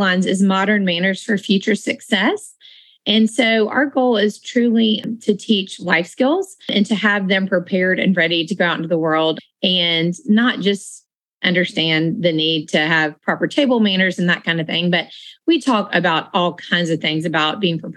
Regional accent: Marietta, Georgia, United States; the Social Class started when I was growing up in Marietta

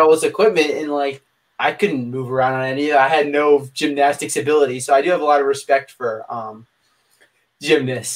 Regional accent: Pennsylvania, United States; now in Virginia, United States; I live in Virginia now, but I was born in Pennsylvania

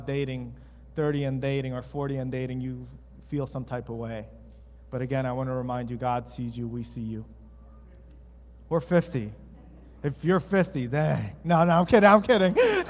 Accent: East Coast, United States; now in West Michigan, United States; In West Michigan, the culture here, since my wife and I moved, because we're from the East Coast

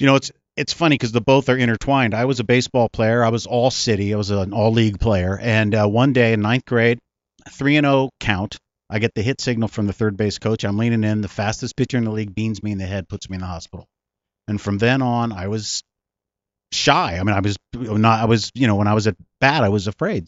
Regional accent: South San Francisco, California, United States; also born or lived in Pacifica / San Bruno; South San Francisco is where I grew up, but I was born in San Francisco

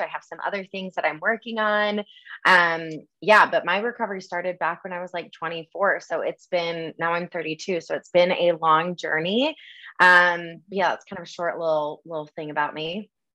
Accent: Michigan, United States; moved away as an adult; also born or lived in Los Angeles; now in Denver, United States; I grew up in the Midwest, um, kind of had that typical Michigan upbringing

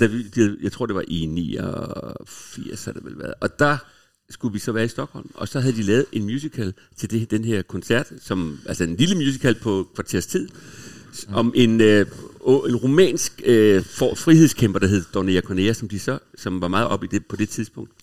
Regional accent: Copenhagen, Capital Region of Denmark, Denmark; moved away as an adult; also born or lived in Hamburg; jeg er fra Vesterbro, og boede på Vesterbros Torv, gik i skole på Frederiksberg, så hele min barndom gik jeg op igennem det nye teater

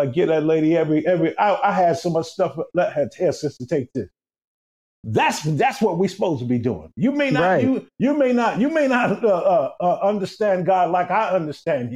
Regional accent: New York City, New York, United States; growing up in East New York, Brooklyn, back in the 60s, 70s

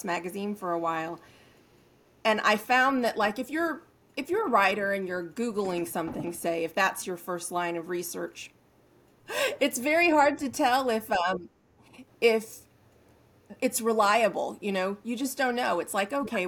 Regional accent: Northern California, United States; Native Northern California.

